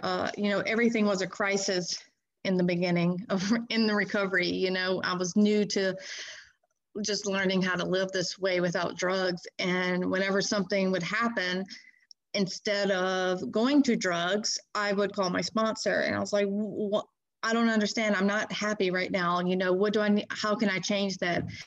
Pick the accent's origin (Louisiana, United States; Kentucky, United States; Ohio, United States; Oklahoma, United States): Louisiana, United States; Baton Rouge; I am from Baton Rouge, Louisiana, uh, kind of on the outskirts of Baton Rouge